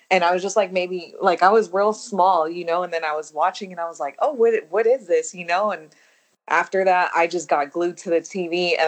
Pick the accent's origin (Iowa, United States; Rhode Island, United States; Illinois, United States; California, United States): California, United States; San Francisco; I grew up in the Tenderloin of San Francisco. I know that throws people off, but that's where I'm from.